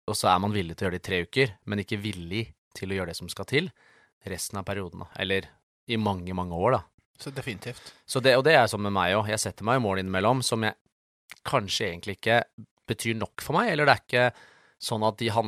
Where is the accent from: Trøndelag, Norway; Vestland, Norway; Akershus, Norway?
Akershus, Norway; Sjøskogen; Ja, det der jeg vokste opp. Ja. Det er der jeg bor.